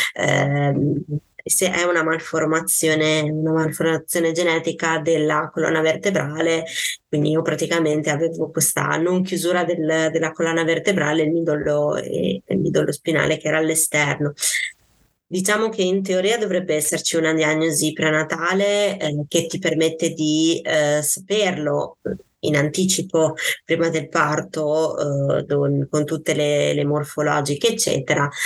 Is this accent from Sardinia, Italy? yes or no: no; Parma, Emilia-Romagna, Italy; io sono di Parma